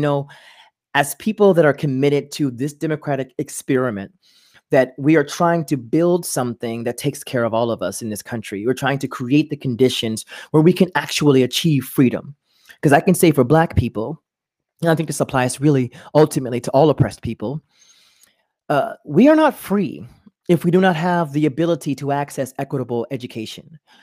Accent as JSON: {"language": "English", "area": "near Beaumont", "region": "Southeast Texas", "country": "United States", "moved": "yes", "said": "if you're in the Southeast Texas, where I'm from, like, near Beaumont, Texas"}